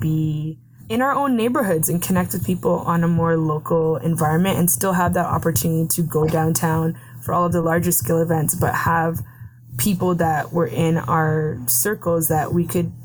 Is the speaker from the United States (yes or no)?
no; Mississauga, Ontario, Canada; I'm from Mississauga in the Peel region